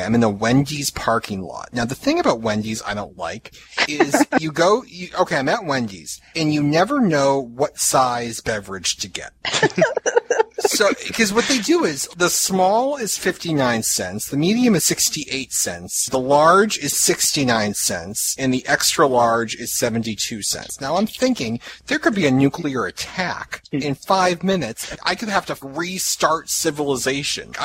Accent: Boston, Massachusetts, United States; accent: Boston; I apparently have a Boston accent

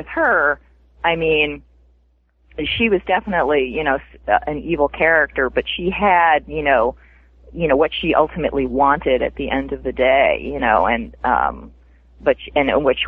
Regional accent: United States; being an American writing in an English world

